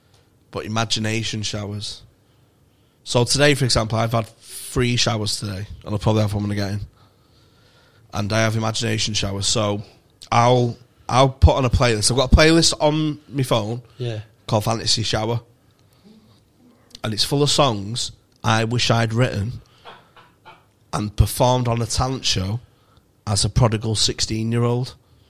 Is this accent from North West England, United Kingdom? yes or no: yes; Manchester, North West England, United Kingdom; from Manchester.